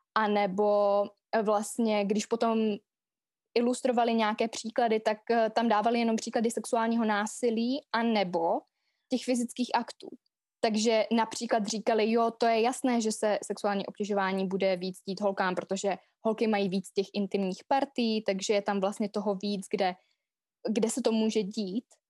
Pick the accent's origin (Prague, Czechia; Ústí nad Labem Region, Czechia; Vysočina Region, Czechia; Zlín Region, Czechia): Zlín Region, Czechia; Vsetín; also born or lived in London; já jsem ze Vsetína